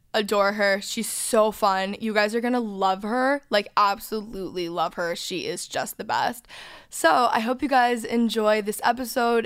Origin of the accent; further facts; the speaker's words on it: North Texas, United States; I grew up in North Texas